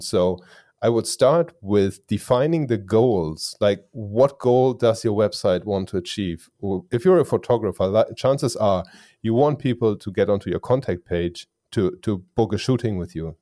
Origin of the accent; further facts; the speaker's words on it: Germany; English is a second language; I am from Germany. So English is not my native language.